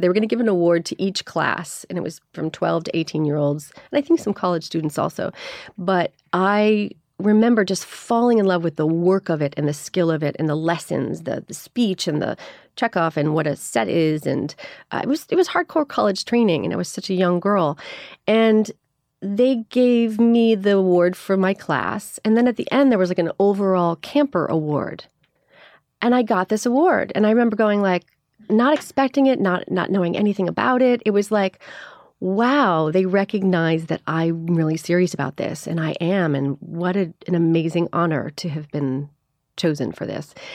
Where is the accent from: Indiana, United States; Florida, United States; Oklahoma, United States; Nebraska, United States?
Florida, United States; Miami; also born or lived in Chicago; I was born in Chicago. I grew up in Miami, though. We moved when I was seven.